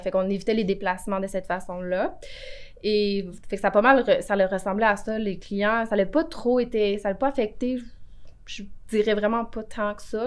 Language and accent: French; Cantley, Quebec, Canada; also born or lived in Buckingham, Quebec / Montreal; je suis née à Buckingham, Ok. mais je viens de... J'ai été élevée à Cantley